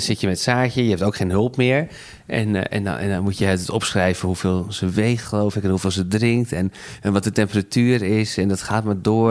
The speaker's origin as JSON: {"language": "Dutch", "country": "Netherlands", "said": "wij zaten daar als Hollanders die we zijn"}